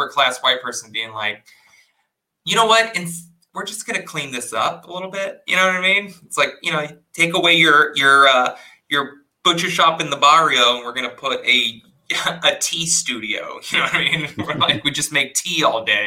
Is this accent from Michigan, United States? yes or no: no; South Texas, United States; I grew up in South Texas, right? Mexican family. And I actually grew up on a ranch.